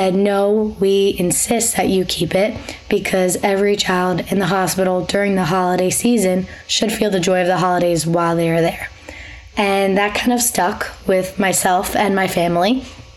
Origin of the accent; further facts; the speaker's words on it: Long Island, New York, United States; also born or lived in Connecticut; I'm from Long Island, but I go to school at Quinnipiac University in Connecticut.